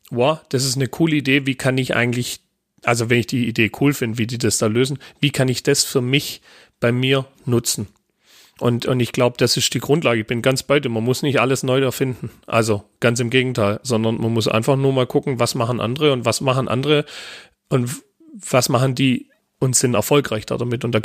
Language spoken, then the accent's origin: German; Baden-Württemberg, Germany; da bin ich dann, äh, äh, um wieder bei meiner Oma zu sein, doch mehr äh, Schwabe wie Luftikus.